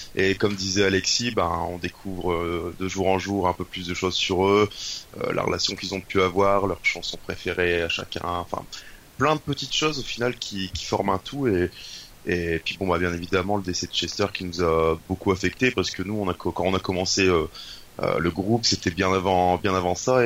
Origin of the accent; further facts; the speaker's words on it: Douai, Hauts-de-France, France; je viens du nord de la France, donc dans le nord Pas-de-Calais ou les Hauts-de-France comme tu préfères, euh, à Douai exactement.